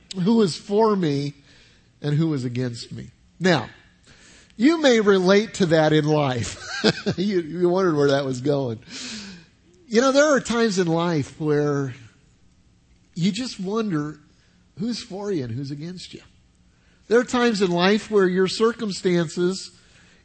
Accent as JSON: {"language": "English", "town": "Denver", "region": "Colorado", "country": "United States", "tie": "born or raised there", "moved": "yes", "lives_now": "South Carolina, United States", "said": "I grew up in Denver, Colorado"}